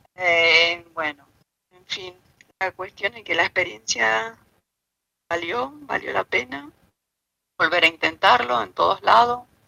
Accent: small town in Misiones, Argentina; moved away as an adult; also born or lived in Oberá, Argentina / Buenos Aires, Argentina; now in Marbella, Spain; del pueblito de donde nací y crecí hasta los 22 años

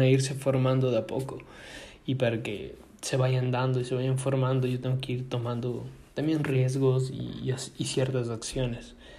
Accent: Ecuador; moved away; nosotros que venimos de Ecuador, países latinos que necesitamos visa para casi todo lado

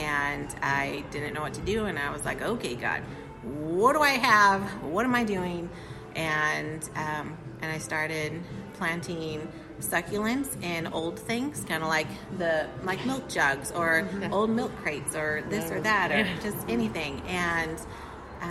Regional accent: Temecula, California, United States; moved away as an adult; also born or lived in San Diego County, California; now in Crossville, United States; I was 6 years old, and I moved from the kind of the beach area in San Diego County. And then when I was six, I lived ever since in Temecula. And I moved from Temecula to here in 2019.

